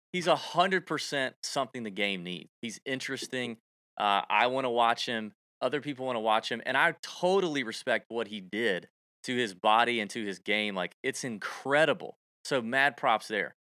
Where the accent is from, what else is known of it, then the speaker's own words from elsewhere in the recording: Augusta, Georgia, United States; people say that about Augusta all the time, my hometown